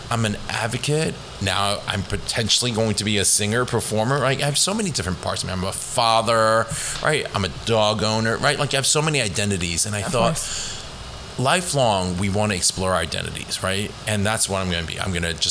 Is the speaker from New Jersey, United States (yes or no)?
no; Eastchester, New York, United States; also born or lived in Hong Kong; Eastchester. I grew up in Eastchester